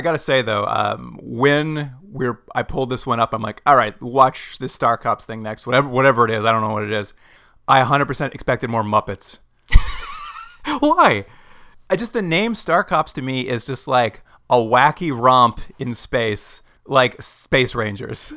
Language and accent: English; Edmonton, Alberta, Canada; in Edmonton, my hometown